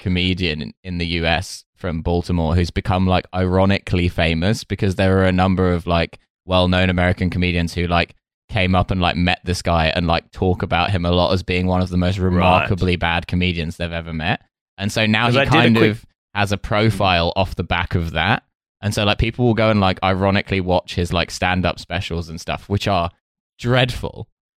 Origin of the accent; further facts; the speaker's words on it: Essex, East of England, United Kingdom; also born or lived in Russia; I grew up in Essex, which is like, yeah, people talk like that, don't they?